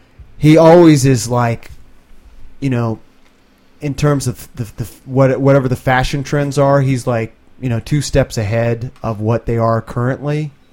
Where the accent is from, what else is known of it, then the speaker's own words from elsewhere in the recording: Arlington, Virginia, United States; I'm born and raised in Arlington.